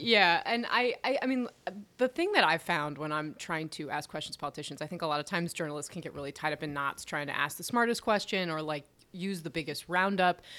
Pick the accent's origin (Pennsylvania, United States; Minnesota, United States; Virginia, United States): Pennsylvania, United States; Philadelphia; also born or lived in Detroit, Michigan / Florida; I mostly grew up in the Philadelphia area